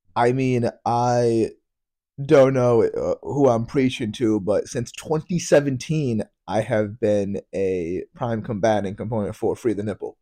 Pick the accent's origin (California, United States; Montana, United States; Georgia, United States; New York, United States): New York, United States; I am American. I, I was born in New York.